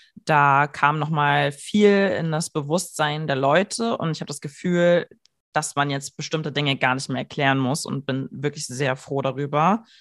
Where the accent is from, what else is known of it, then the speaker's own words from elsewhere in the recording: Germany; ich einfach deutsch bin